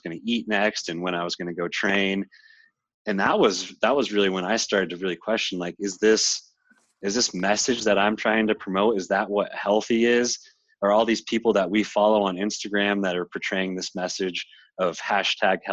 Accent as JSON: {"language": "English", "town": "Littleton", "region": "Colorado", "country": "United States", "tie": "born or raised there", "also_born_or_lived": "Boulder, Colorado", "moved": "as an adult", "lives_now": "California, United States", "said": "back in my hometown where my parents are"}